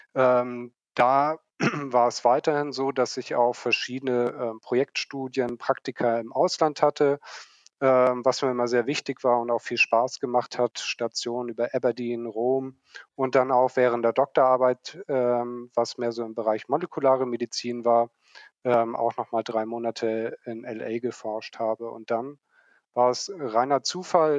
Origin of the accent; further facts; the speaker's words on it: Hamburg, Germany; ich selbst bin waschechter Hamburger, sagt man dazu. Bin in Hamburg aufgewachsen, groß geworden, bin hier zur Schule gegangen